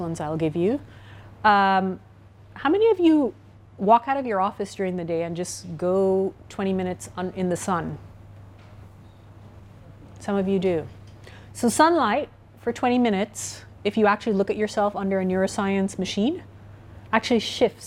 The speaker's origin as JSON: {"language": "English", "country": "Trinidad & Tobago", "said": "I'm from the Caribbean, Trinidad and Tobago."}